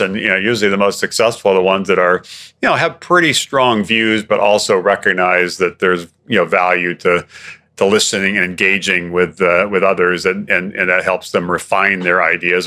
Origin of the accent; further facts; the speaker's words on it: Hawaii, United States; Growing up in Hawaii